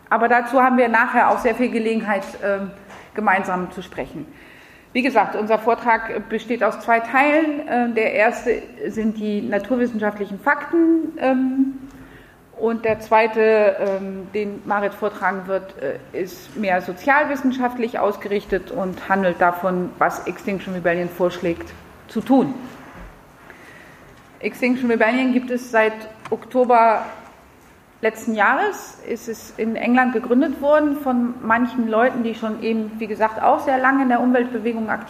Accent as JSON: {"language": "German", "country": "France", "second_language": "German", "moved": "yes", "lives_now": "Berlin, Germany", "said": "ich bin 48, ich habe drei Kinder, ich komme aus Frankreich."}